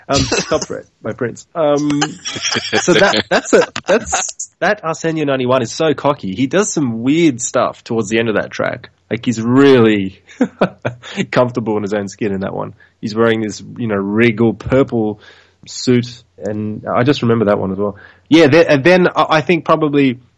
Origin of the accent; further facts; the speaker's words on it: Tokyo, Japan; I grew up in Tokyo.